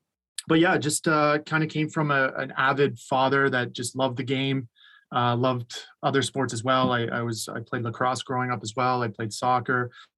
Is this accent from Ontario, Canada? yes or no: yes; small town Ontario, Canada; born or raised there; moved away as an adult; also born or lived in Amherst, Nova Scotia; now in Beijing, China